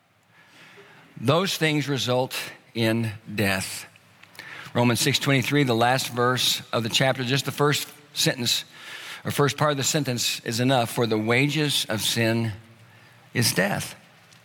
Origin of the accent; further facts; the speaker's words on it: the South, United States; I grew up in the South